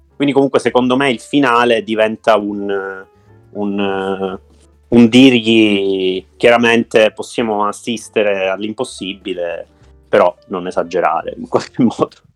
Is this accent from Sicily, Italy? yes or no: yes; Sicily, Italy; da siciliano